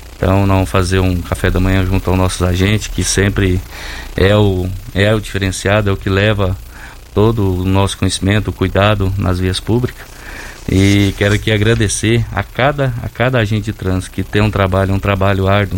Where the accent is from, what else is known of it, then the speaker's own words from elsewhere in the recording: Santo Antônio da Barra, Goiás, Brazil; now in Rio Verde, Brazil; Eu sou lá de Santo Antônio da Barra.